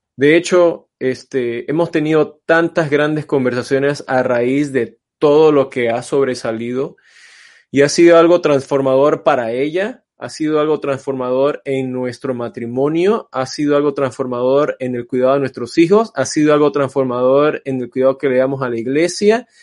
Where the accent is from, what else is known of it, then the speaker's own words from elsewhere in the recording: Panama; now in Los Angeles, United States; aunque soy de descendencia china, este, pero crecí en Panamá